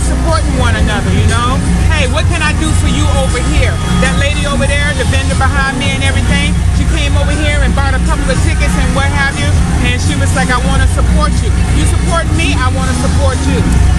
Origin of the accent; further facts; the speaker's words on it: Bahamas; now in Melbourne, United States; I'm originally from the Bahamas.